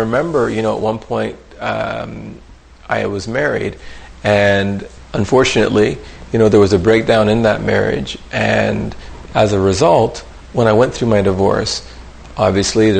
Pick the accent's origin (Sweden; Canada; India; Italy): Canada; Vancouver, British Columbia; also born or lived in Ottawa; I was born in Ottawa, and then, you know, my mom, when she was finishing up her degree, I had to go live for a year, or about almost 2 years, with my grandmother. When my mom finished up her degree, she came for me, and then we ended up moving over to Vancouver.